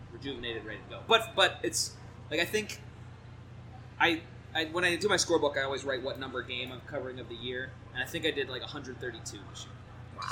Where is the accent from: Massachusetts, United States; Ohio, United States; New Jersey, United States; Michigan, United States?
New Jersey, United States; moved away; I grew up in uh, New Jersey